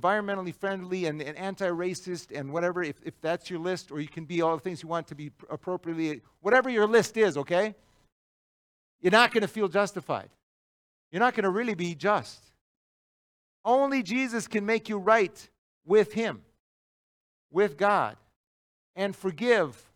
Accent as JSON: {"language": "English", "country": "United States", "said": "we as white American Christians"}